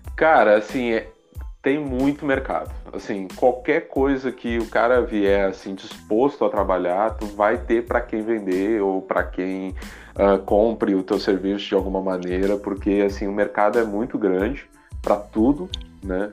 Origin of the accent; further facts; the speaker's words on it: Porto Alegre, Rio Grande do Sul, Brazil; eu sou de Porto Alegre. Uh, nasci aí